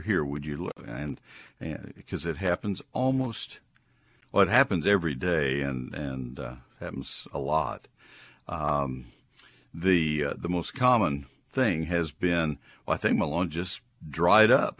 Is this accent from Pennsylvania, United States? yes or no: no; College Station, Texas, United States; also born or lived in Ohio / Dallas, Texas; I grew up in College Station